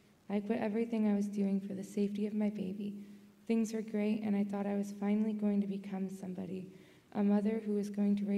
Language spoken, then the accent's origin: English; Fort Erie, Ontario, Canada; born there; And I was born in Fort Erie, Ontario.